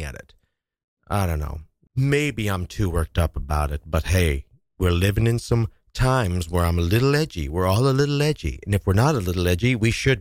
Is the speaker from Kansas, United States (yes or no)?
yes; Kansas, United States; now in New York City, United States; my home state of Kansas